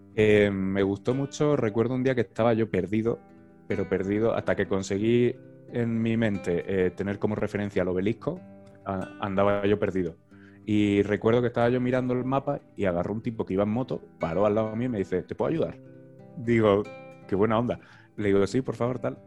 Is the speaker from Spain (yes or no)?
yes; Murcia, Region of Murcia, Spain; also born or lived in Lomas de Zamora, Argentina; si soy de Murcia